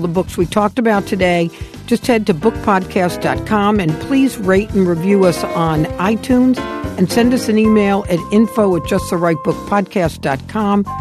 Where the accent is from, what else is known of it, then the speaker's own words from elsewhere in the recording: New York City, New York, United States; moved away; I grew up on the Lower East Side